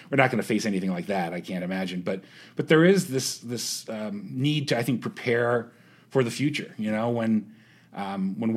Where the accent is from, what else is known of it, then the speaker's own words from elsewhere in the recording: Youngstown, Ohio, United States; born there; I was born in Youngstown, uh, and so I I've seen the effect that the ebb and flow of jobs can have on a community